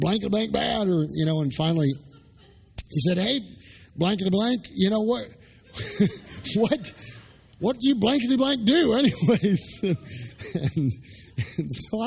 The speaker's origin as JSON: {"language": "English", "country": "Canada", "also_born_or_lived": "Dallas", "moved": "as an adult", "said": "I'm Canadian. I grew up playing hockey"}